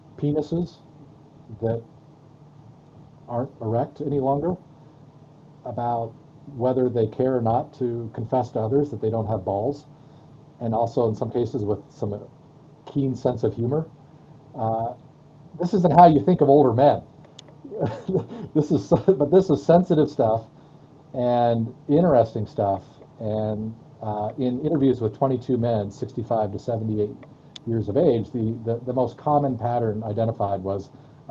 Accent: Colorado Springs, Colorado, United States; I grew up in Colorado Springs, again, stocking dairy products and with a second grade mom teacher

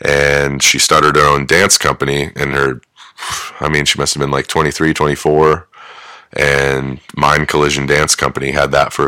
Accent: Athens, Ohio, United States; born there; I was born in Athens.

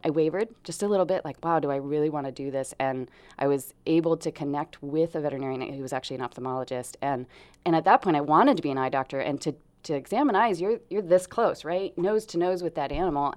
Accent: Grants Pass, Oregon, United States; also born or lived in Portland, Oregon; I was born in Portland, raised in Grants Pass. So, I am hometown girl here

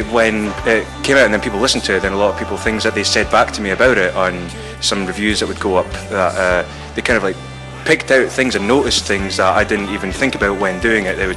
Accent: Falkirk, Scotland, United Kingdom; now in Dundee, United Kingdom; I've only lived in Dundee for four years, uh, but uh, I come from Falkirk originally

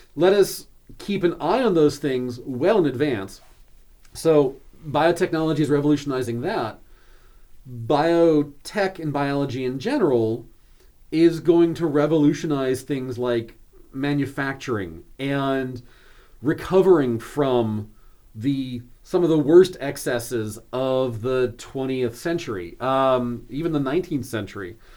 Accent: outside of Seattle, Washington, United States; now in York, United States; I grew up hiking outside of Seattle in the Cascade Mountains

